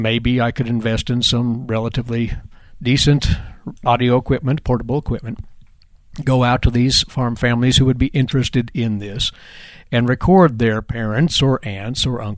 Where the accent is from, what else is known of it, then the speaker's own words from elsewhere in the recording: Winfield, Kansas, United States; now in Manhattan, Kansas, United States; from my hometown of Winfield